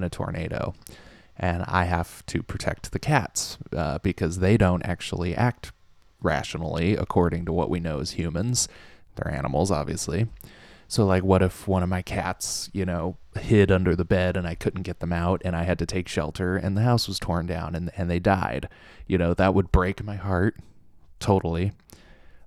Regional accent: Southern Orange County, California, United States; now in Oklahoma, United States; I'm from Southern Orange County

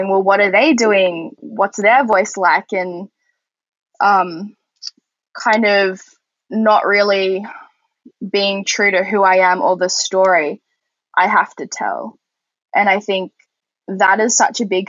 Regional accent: Australia; I'm from Australia

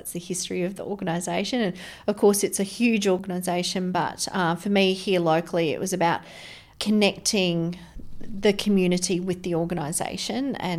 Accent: Brisbane, Queensland, Australia; born there; I was born in Brisbane.

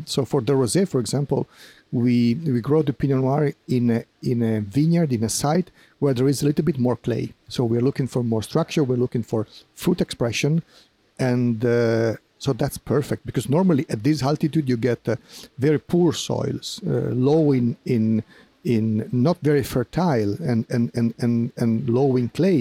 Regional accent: Piedmont, Italy; English is a second language; I was born and raised in Piemonte

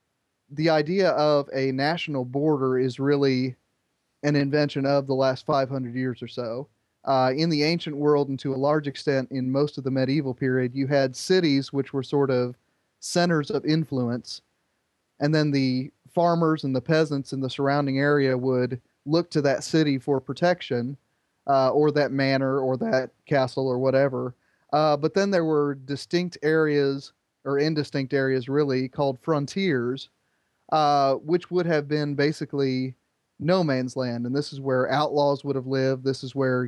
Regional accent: Indiana, United States; born or raised there

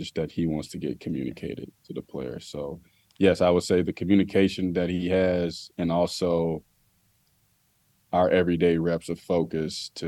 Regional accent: Chicago, Illinois, United States; now in Columbia, United States; I'm from Chicago.

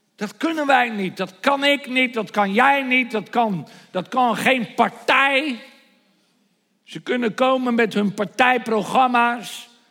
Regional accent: Netherlands; Nederland is mijn thuisland.

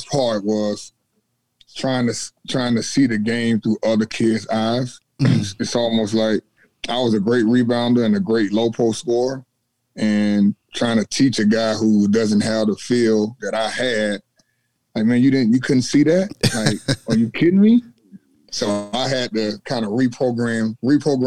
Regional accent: Atlanta, Georgia, United States; moved away; I'm originally from Atlanta, So it's a bordering state of South Carolina.

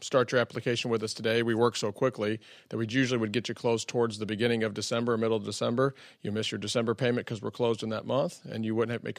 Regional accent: Sullivan, Missouri, United States; we grew up in between Sullivan and another town. We grew up in the country out that way, but I went to high school there.

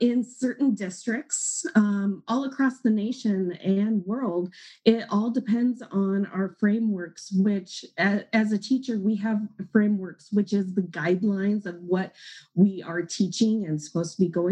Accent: Washington, United States; I'm from Washington State, but I live in, it's called the Tri-Cities community

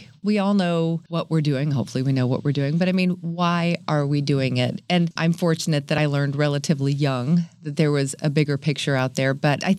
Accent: San Diego, California, United States; Nope. I was born in Northern California. Came here when I was 10, though. So I'm going to call myself a kind of a native.

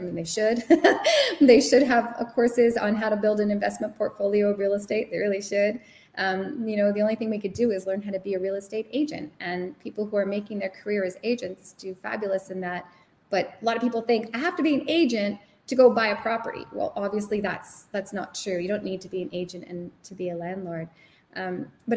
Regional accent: Sudbury, Ontario, Canada; I'm from Sudbury

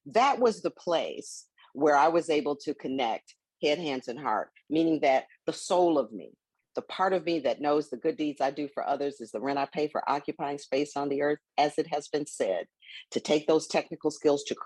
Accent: Milwaukee, Wisconsin, United States; I grew up in Milwaukee, you know, in what they call then the inner city.

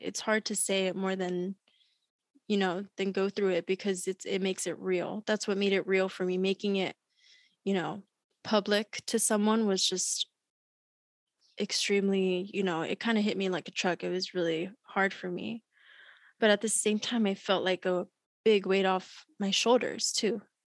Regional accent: Long Beach, California, United States; also born or lived in Berkeley, California; I was born and raised in Long Beach, California.

